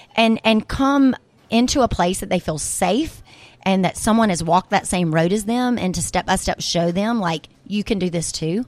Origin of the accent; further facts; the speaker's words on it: Brookhaven, Mississippi, United States; moved away; I'm actually gonna go back to my hometown once a week and bring the little food truck and do events for my actual hometown people in Brookhaven, Mississippi